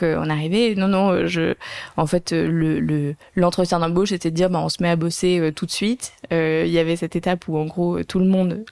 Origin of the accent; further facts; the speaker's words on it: Monaco; also born or lived in London; je viens de Monaco